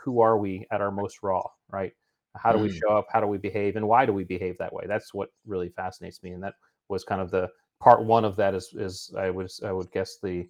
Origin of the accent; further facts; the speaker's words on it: New England, United States; also born or lived in Indiana / San Diego / Hawaii; now in Virginia Beach, United States; I grew up in New England, went out to Indiana, Purdue for college, and then to San Diego for SEAL training.